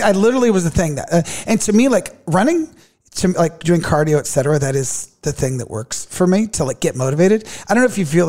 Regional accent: California, United States; moved away; But yeah, so youngest of three, and I'm from California, but I've been here for so long, it feels like I don't even remember that anymore.

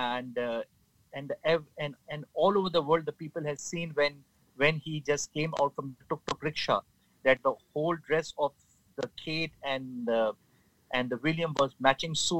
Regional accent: Pakistan; We as a nation of the Pakistani nation, we are very much humble and a friendly people

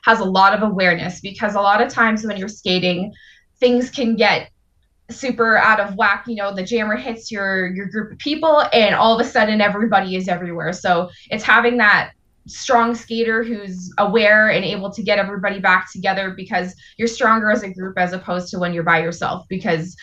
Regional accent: Niagara, Ontario, Canada; now in Hamilton, Canada; I'm originally from Niagara

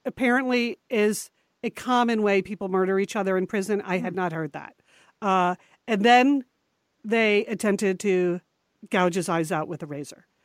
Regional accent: New England, United States; We grew up in New England, and our father, Massachusetts-born

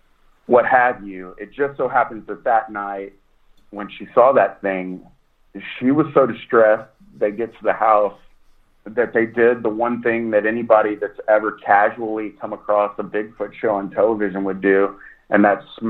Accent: East Texas, United States; I'm from East Texas. I'm from the Piney Woods and oak trees

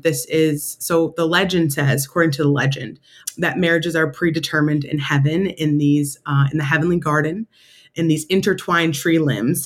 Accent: Syracuse, New York, United States; moved away as an adult; also born or lived in Rochester, New York; now in Washington, D.C., United States; Syracuse, New York, in my hometown.

